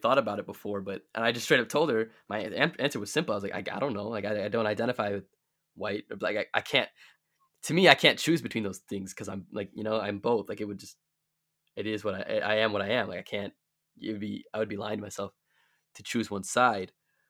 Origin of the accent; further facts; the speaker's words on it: Delavan, Wisconsin, United States; Like, or think about like growing up in Delavan, right? We both did, right? Like, I think what, 2% of the city is black, maybe less.